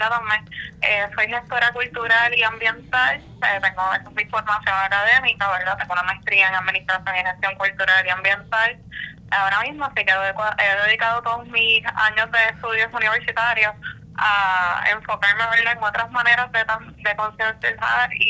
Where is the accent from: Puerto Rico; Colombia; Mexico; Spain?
Puerto Rico; Loíza; nací y me crié en Loíza